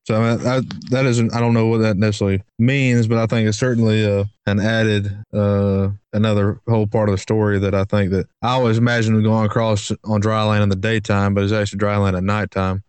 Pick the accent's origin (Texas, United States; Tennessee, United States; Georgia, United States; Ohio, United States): Georgia, United States; Brunswick; we grew up in Brunswick, which is Brunswick, Georgia, which is a place